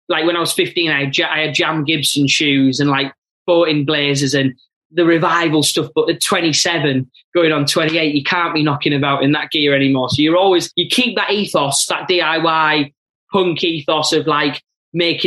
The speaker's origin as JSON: {"language": "English", "town": "Middlesbrough", "region": "North East England", "country": "United Kingdom", "tie": "born or raised there", "said": "a kid growing up in Middlesbrough at that time"}